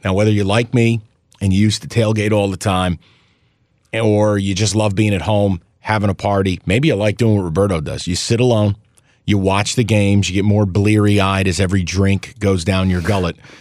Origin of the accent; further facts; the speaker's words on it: Albany, New York, United States; my hometown Albany